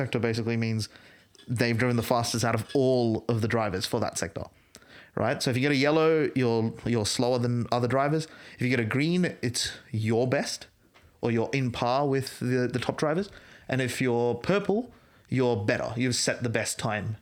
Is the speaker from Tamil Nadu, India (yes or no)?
no; Bangalore, Karnataka, India; I grew up in Bangalore